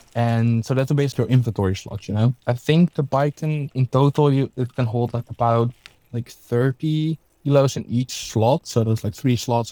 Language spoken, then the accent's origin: English; Hilversum, North Holland, Netherlands; Just my hometown